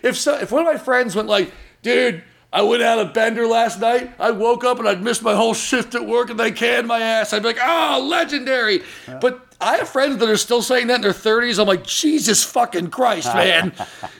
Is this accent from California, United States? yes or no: yes; Orange County, California, United States; where I grew up in Orange County.